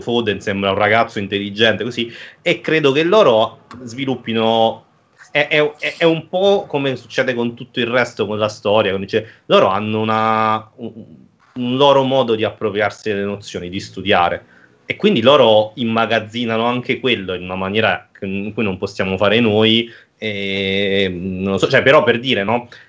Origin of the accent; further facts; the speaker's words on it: Naples, Campania, Italy; sono un napoletano